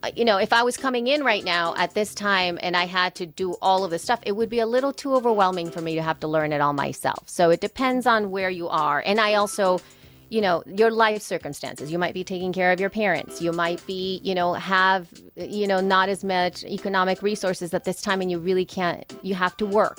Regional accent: El Salvador; now in United States; I am from El Salvador. Soy salvadoreña.

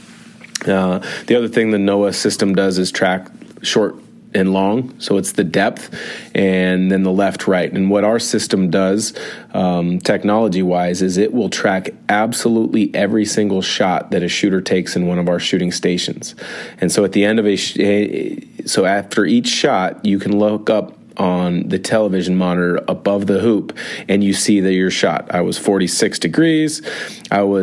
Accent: Spokane, Washington, United States; Spokane, my hometown

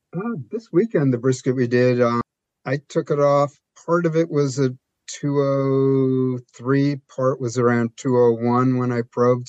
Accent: New York, United States; I'm a New Yorker

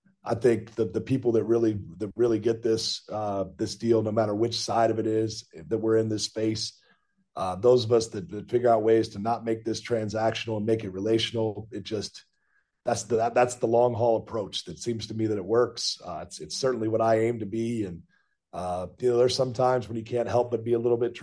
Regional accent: Kansas City, United States; moved away as an adult; now in High Point, United States; I grew up in Kansas City

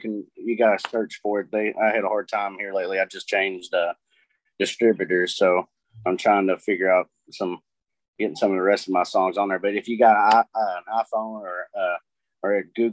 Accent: Taylorsville, Kentucky, United States; also born or lived in Louisville, Kentucky; I was born and raised in Louisville until I was probably like the third or fourth grade. And then my parents, we moved out here. My dad bought a farm and we moved out here, and I've been out here in Taylorsville since

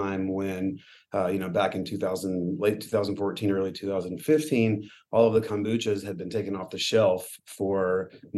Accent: Tennessee, United States; also born or lived in Northern California; now in San Diego, United States; I grew up in Tennessee

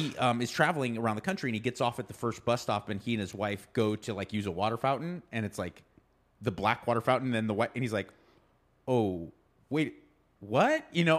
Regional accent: Pasadena, California, United States; Jackie Robinson grew up where I grew up in Pasadena.

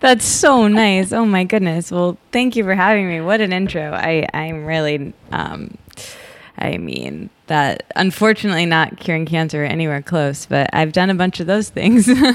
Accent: Michigan, United States; also born or lived in Detroit; I grew up in Michigan in a small college town, and I lived in Detroit for a while after college

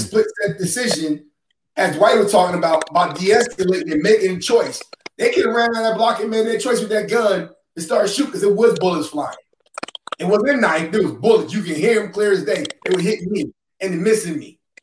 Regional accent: New York, United States; I'm from New York

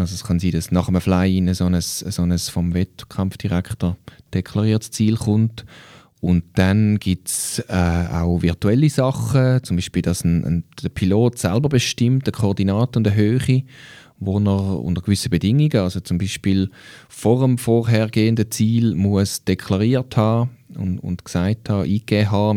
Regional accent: Switzerland; bei uns in der Schweiz

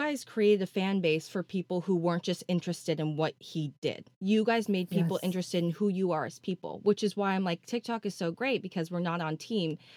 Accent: California, United States; I'm a California girl

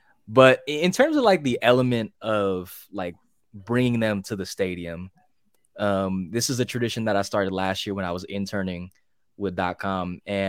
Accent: Hercules, California, United States; Hercules, right. California, otherwise known as a city in the Bay Area, otherwise known as the Yay Area.

